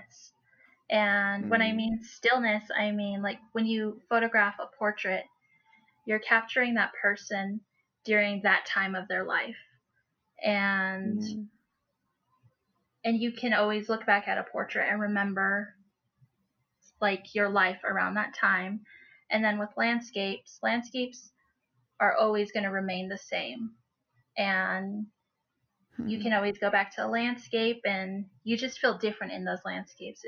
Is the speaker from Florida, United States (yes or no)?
no; Cortez, Colorado, United States; I've lived here all my life